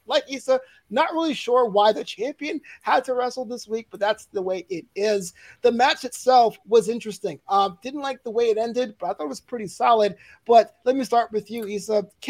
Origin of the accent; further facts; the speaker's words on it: New York City, New York, United States; now in Los Angeles, United States; I was born and raised in Brooklyn. I live in LA now